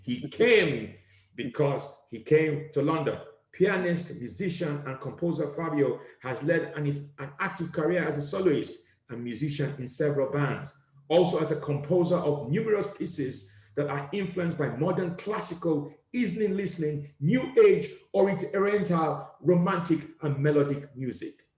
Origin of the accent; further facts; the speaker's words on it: Nigeria; now in United Kingdom; growing up in Nigeria